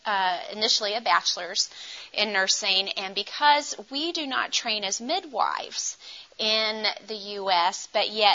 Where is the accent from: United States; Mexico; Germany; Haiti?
United States; also born or lived in India; I'm from the U.S.